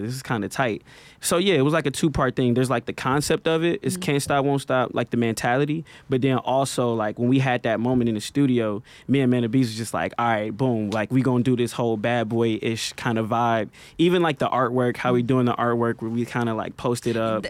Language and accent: English; Milwaukee, Wisconsin, United States; a kid from North Side of Milwaukee